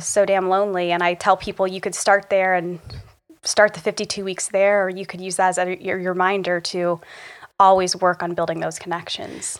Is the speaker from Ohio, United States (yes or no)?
yes; Republic, Ohio, United States; lessons I learned growing up in Republic, Ohio